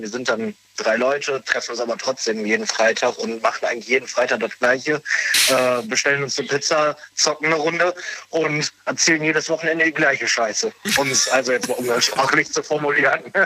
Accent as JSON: {"language": "German", "town": "Bergisch Born", "region": "North Rhine-Westphalia", "country": "Germany", "said": "ich komme aus Bergisch Born. Das ist so circa eine halbe Stunde von Köln weg."}